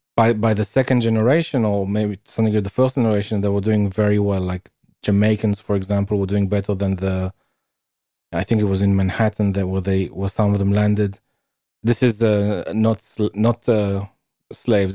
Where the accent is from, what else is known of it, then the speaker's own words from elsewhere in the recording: United Kingdom; where I'm from.